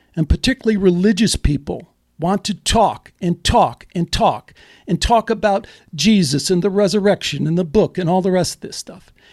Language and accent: English; Chicago, Illinois, United States; moved away; also born or lived in Dallas; I grew up in Chicago